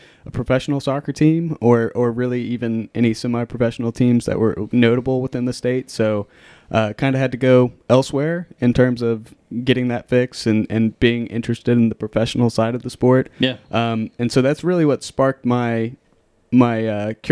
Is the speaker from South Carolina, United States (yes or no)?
no; Cross Lanes, West Virginia, United States; moved away as an adult; now in Chattanooga, United States; I'm from West Virginia originally.